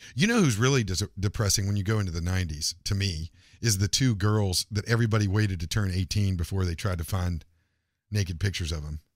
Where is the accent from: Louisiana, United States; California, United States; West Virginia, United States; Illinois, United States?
West Virginia, United States; Morgantown; moved away; my hometown in Morgantown, West Virginia